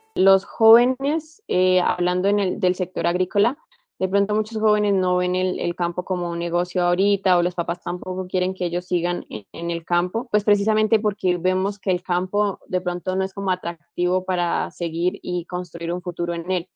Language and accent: Spanish; Boyacá, Colombia; soy de origen boyacense